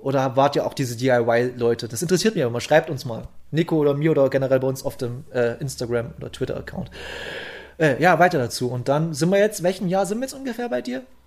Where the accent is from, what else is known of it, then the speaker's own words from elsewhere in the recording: south of Bautzen, Saxony, Germany; Hier in der dörflichen Gegend von, äh, Süd, also ich komme südlich von Bautzen, komme ich her